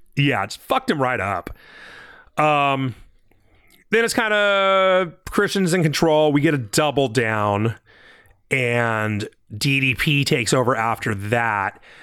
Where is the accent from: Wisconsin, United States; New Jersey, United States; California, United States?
California, United States; I'm from California